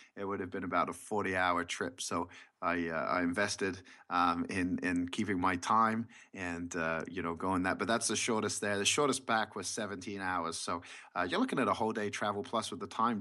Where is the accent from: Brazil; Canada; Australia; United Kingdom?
United Kingdom; England; now in United States; I grew up in England, and I grew up playing the sport of basketball.